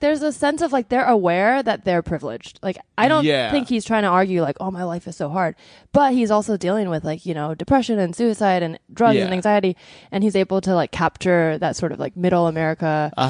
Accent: Palo Alto, California, United States; born or raised there

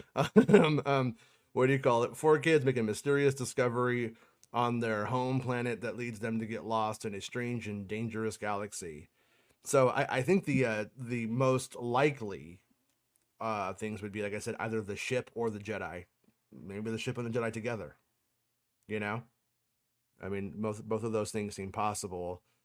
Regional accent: United States; I'm an American

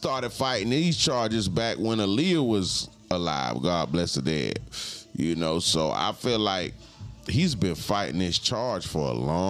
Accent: Cleveland, Ohio, United States; I'm from Cleveland. Cleveland, what they do? Salute to Cleveland.

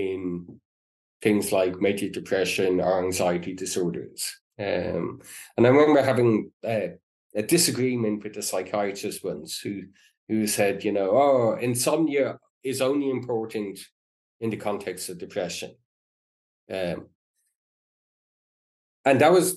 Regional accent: Ireland; when I was growing up in Ireland

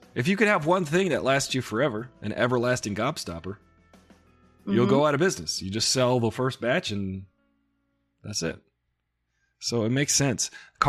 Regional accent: United States; I'm from America

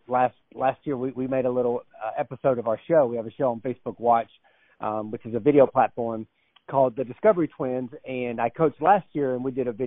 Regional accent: North Georgia, United States; I was born and raised in North Georgia. So I'm a Southern guy. I was raised in the North Georgia mountains

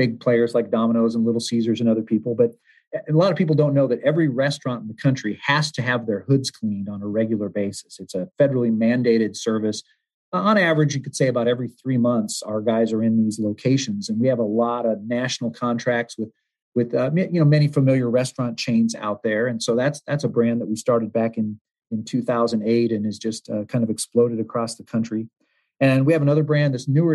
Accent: United States; also born or lived in Hawaii / Southern California / Arizona; now in Ann Arbor, United States; I'm really a West Coast guy growing up. I was born in Hawaii and raised in Southern California and Arizona, but I've been moving Northeast ever since.

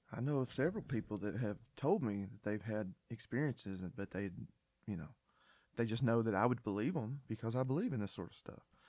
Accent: Georgia, United States; born and raised in Georgia

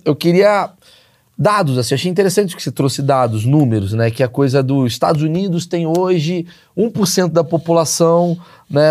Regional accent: Rio de Janeiro, Brazil; Eu, eu nasci no Rio de Janeiro

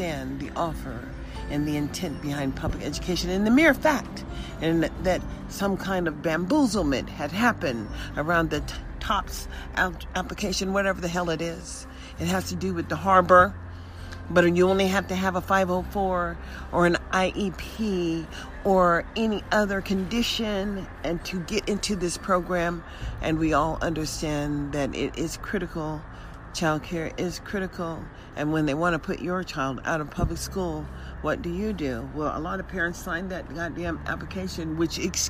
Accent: United States; also born or lived in Nevada; as American citizens

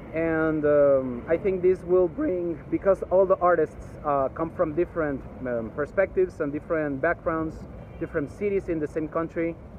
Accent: Guatemala City, Guatemala Department, Guatemala; from Guatemala City, where I am based from and where I was born.

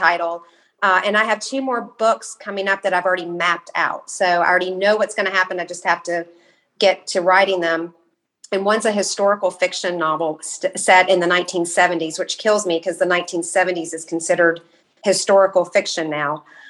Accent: Kentucky, United States; I'm from Kentucky

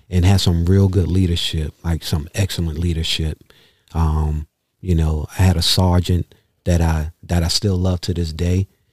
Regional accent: New York, United States; moved away as an adult; now in Baltimore, United States; growing up in New York, even though I wasn't a street kid

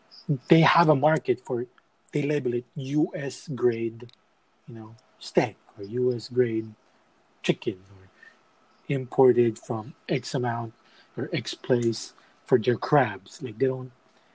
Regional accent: Philippines; moved away; growing up in the Philippines

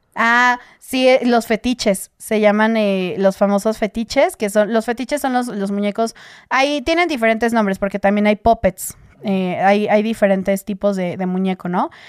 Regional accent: Mexico; yo soy de México

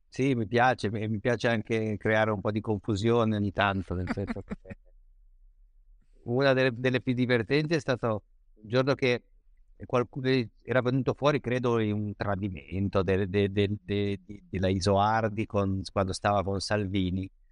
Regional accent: Genoa, Liguria, Italy; io, da buon genovese

